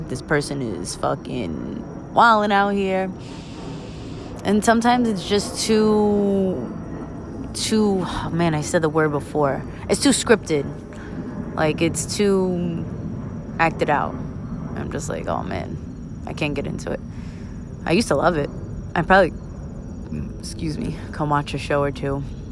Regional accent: New York City, New York, United States; I'm from Brooklyn

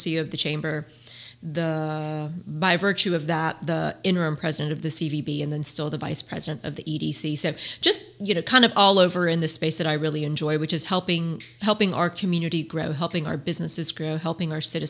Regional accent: Orlando, Florida, United States; moved away as an adult; also born or lived in Puerto Rico; now in Albany, Georgia, United States; I'm originally from Puerto Rico. Grew up in the Orlando, Kissimmee area.

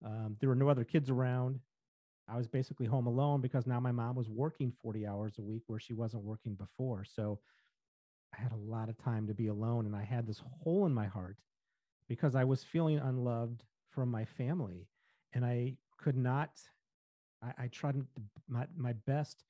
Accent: St. Louis, Missouri, United States; I grew up in St. Louis

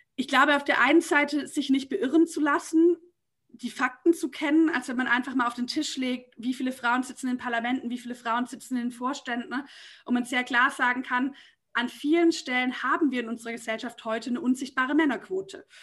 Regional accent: Nürtingen, Baden-Württemberg, Germany; now in Berlin, Germany; ich bin sozusagen in Nürtingen aufgewachsen

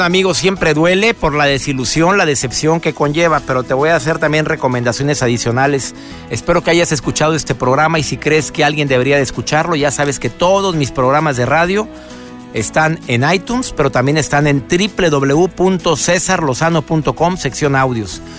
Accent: Monterrey, Nuevo León, Mexico; mi querido Monterrey, de donde soy originario.

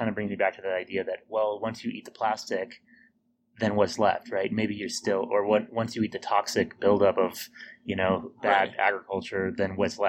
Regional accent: Seattle, Washington, United States; moved away; I'm from Seattle, also like mushroom central over there.

